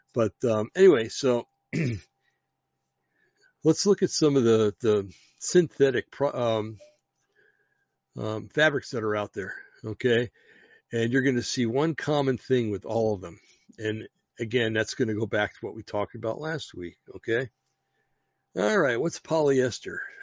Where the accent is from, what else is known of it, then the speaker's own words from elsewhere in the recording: Bergen County, New Jersey, United States; I'm from Bergen County, New Jersey